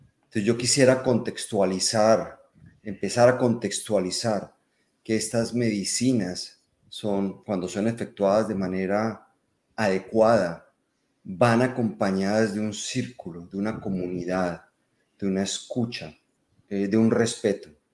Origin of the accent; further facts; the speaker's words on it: Colombia; accent: Colombian; yo soy colombiano, por el acento es fácil distinguir